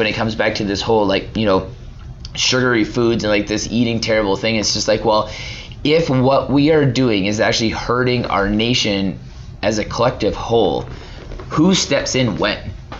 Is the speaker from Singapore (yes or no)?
no; Canada; I don't know my rights as a Canadian.